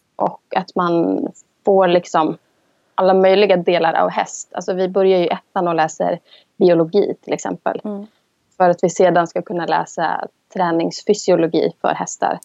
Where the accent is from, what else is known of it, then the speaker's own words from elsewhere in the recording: Sweden; moved away as an adult; now in Iceland; Jag som svensk